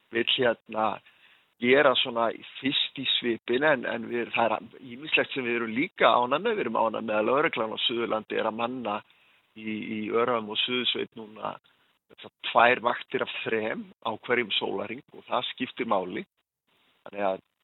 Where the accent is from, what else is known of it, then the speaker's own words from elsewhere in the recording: Vestmannaeyjar, Southern Region, Iceland; also born or lived in Hornafjörður; now in Höfn, Iceland; Ég er frá Vestmanheim